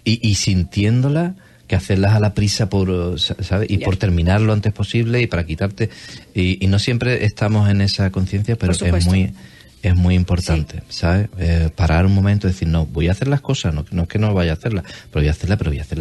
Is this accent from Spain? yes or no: yes; Cádiz, Andalusia, Spain; accent: gaditano, andaluz; tengo el acento gaditano